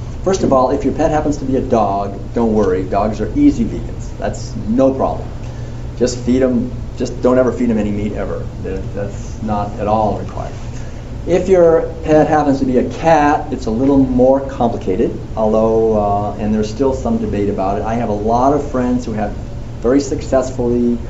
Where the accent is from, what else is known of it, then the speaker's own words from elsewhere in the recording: Concord, Massachusetts, United States; When I was a kid growing up in Concord, every April 19th, we would go down to the Old North Bridge